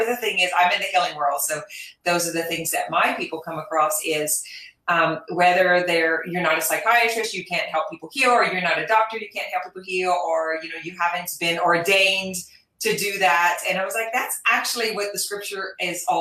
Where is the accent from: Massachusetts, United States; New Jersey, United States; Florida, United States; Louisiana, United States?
Louisiana, United States; I am from Louisiana.